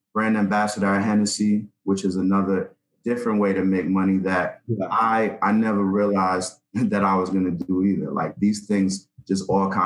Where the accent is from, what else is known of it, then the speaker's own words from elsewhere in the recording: New York City, New York, United States; I'm a kid from the South Bronx